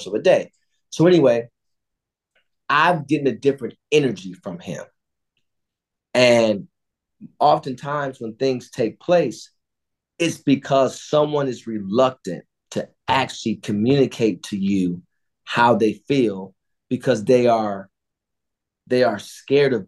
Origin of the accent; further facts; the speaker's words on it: Cleveland, Ohio, United States; We grew up on the street next to each other. I grew up on Edmonton. He grew up on Woodside on the east side of Cleveland in the Glenville community